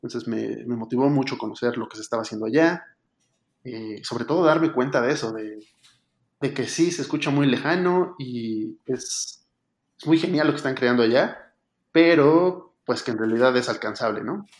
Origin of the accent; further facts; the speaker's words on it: Mexico City, Mexico; soy originario de la Ciudad de México, México